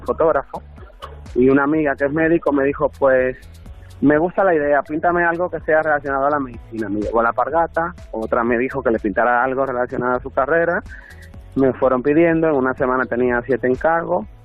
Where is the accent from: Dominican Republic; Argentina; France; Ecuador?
Dominican Republic; moved away as an adult; now in Madrid, Spain; yo soy de República Dominicana. Eh, tengo cuatro años viviendo en Madrid